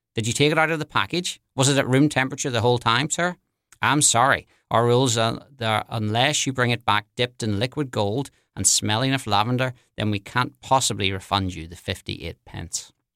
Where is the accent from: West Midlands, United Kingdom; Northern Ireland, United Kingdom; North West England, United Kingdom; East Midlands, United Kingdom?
Northern Ireland, United Kingdom; Belfast; moved away as an adult; also born or lived in London; now in New Orleans, United States; I'm originally from Belfast in Northern Ireland. I grew up there in the seventies and the eighties